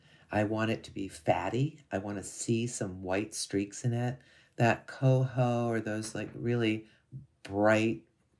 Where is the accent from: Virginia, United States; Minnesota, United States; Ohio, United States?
Ohio, United States; I'm from Northwestern Ohio, so it's, you know, fairly close.